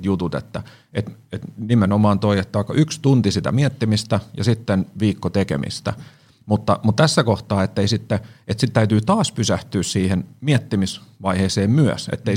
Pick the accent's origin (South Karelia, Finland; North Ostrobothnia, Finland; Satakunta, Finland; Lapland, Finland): Satakunta, Finland; Siikainen; moved away as an adult; now in Helsinki, Finland; mä siis Siikasista maatalosta kotosin